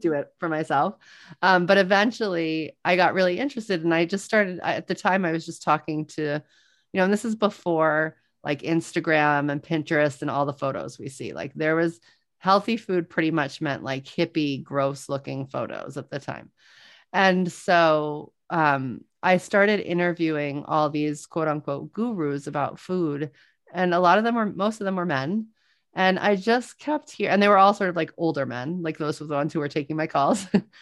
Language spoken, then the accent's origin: English; New Orleans, Louisiana, United States; I am from New Orleans